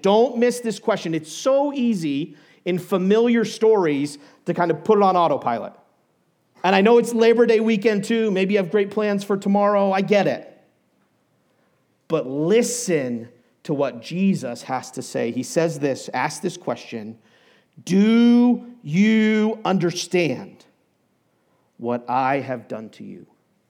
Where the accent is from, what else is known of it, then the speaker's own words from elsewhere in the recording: New England, United States; now in Colorado, United States; I grew up in New England, and I tell people the West is New England bigger and better, and minus the seafood.